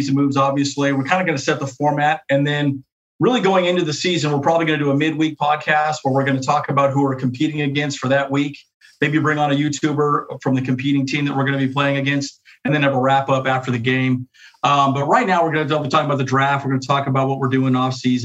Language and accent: English; Santee, California, United States; we grew up in San Diego. We lived in Santee